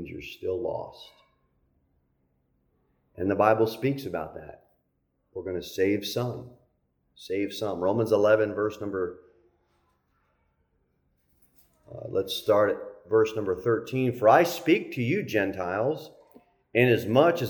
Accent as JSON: {"language": "English", "country": "United States", "said": "as American Christians"}